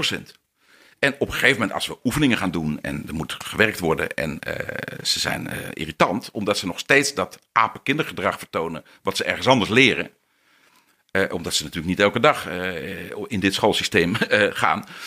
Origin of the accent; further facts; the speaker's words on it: Netherlands; we Nederlanders